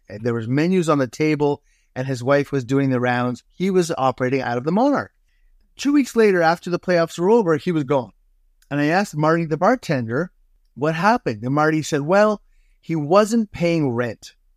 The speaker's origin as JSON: {"language": "English", "town": "Toronto", "region": "Ontario", "country": "Canada", "tie": "born or raised there", "also_born_or_lived": "Hamilton, Ontario / Dundas, Ontario", "moved": "as an adult", "lives_now": "Tofino, Canada"}